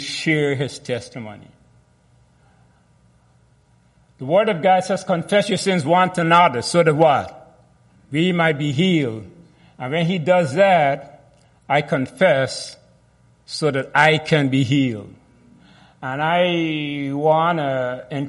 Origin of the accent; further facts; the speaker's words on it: Guyana; I was born in Guyana